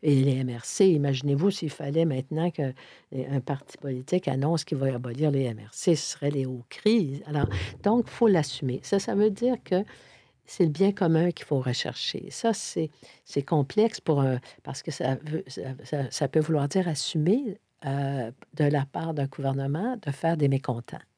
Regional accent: Sainte-Thérèse, Quebec, Canada; also born or lived in Montreal; je suis montréalaise. Mais montréalaise dans le sens plus métropolitain parce que j'ai grandi, je suis née, j'ai grandi, j'ai toujours beaucoup, beaucoup, beaucoup de famille à Sainte-Thérèse

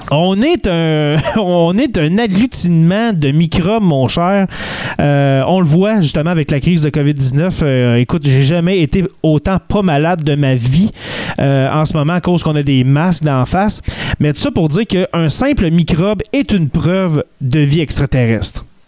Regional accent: Abitibi, Quebec, Canada; On vient de l'Abitibi les deux

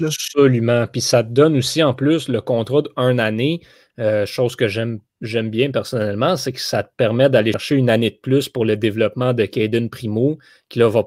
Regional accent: Montreal, Quebec, Canada; on vient de Montréal, on est à Montréal

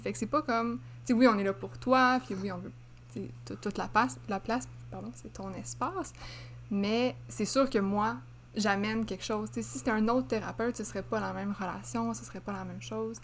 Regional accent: Laval, Quebec, Canada; je viens de Laval

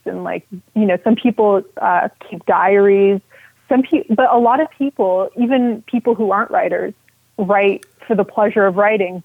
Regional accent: Quebec, Canada; because I'm from Quebec, even though I'm an Anglophone, I lived almost my entire life in Quebec.

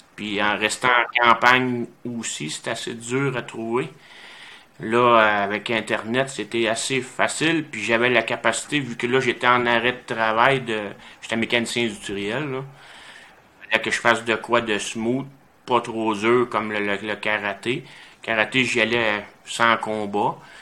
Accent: Saint-Nazaire, Quebec, Canada; j'étais à Saint-Nazaire dans le coin de Drummondville. J'avais 7 ans quand j'ai commencé les arts martiaux

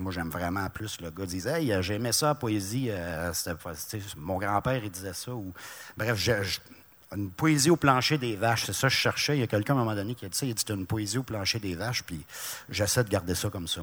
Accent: Laurentides, Quebec, Canada; moved away; also born or lived in Abitibi; Je viens pas de l'Abitibi, moi je viens des Laurentides

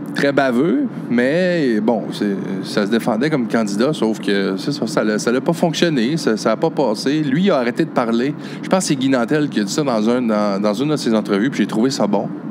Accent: Chute-aux-Outardes, Quebec, Canada; j'habitais chute aux Outardes, mon village natal

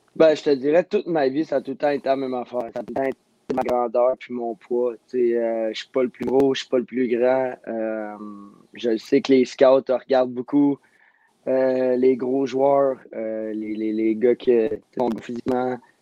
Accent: Montreal, Quebec, Canada; je viens, je viens de Montréal

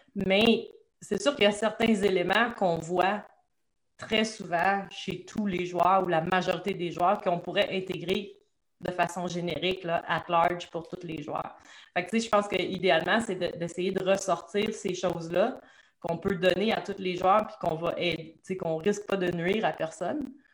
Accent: Trois-Rivières, Quebec, Canada; je suis une petite fille de Trois-Rivières

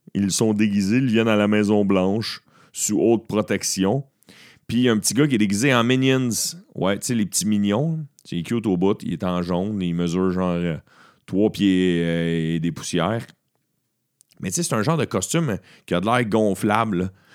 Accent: Beauharnois, Quebec, Canada; je viens de Beauharnois et j'ai timé ça parce que ce soir, je suis en spectacle dans un bar de mon village natal à Beauharnois

